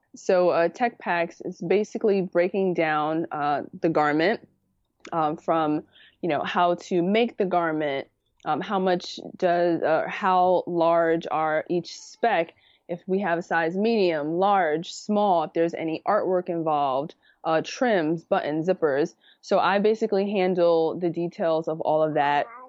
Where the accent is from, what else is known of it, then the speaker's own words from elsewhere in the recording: New York City, New York, United States; moved away as an adult; also born or lived in Harlem; now in Westchester, United States; I grew up in the Bronx